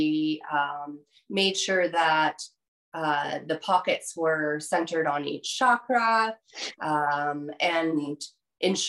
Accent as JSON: {"language": "English", "country": "Canada", "said": "myself as a Canadian"}